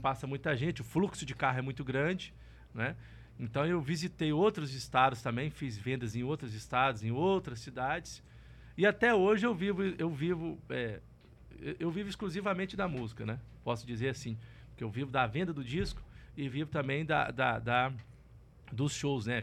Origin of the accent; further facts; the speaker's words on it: Colatina, Espírito Santo, Brazil; moved away; also born or lived in Barra de São Francisco / Goiânia; Eu fui nascido, nasci no interior do Espírito Santo, numa cidade é, chamada Colatina, e fui criado num, num, numa região da roça mesmo